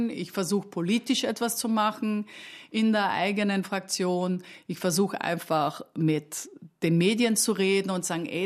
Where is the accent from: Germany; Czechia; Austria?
Austria; Ja, erstens als Österreicherin liebt man Paprika